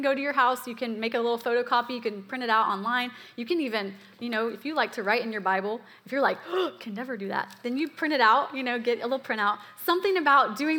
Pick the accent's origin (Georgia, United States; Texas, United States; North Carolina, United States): Georgia, United States; Atlanta; I'm from Atlanta